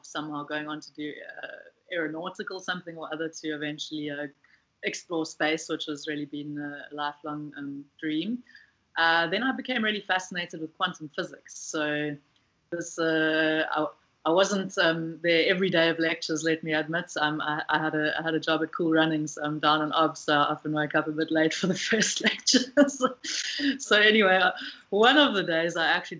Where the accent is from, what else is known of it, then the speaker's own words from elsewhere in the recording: Pietermaritzburg, KwaZulu-Natal, South Africa; moved away as an adult; also born or lived in Cape Town; now in Western Cape, South Africa; So I'm from South Africa. I have lived in a number of different parts, grew up mostly in Pietermaritzburg, moved to Cape Town for my undergrad